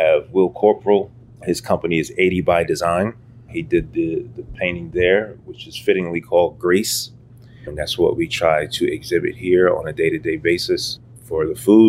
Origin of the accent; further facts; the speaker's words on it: United States; I'm American, right? Mm-hmm. I was born here.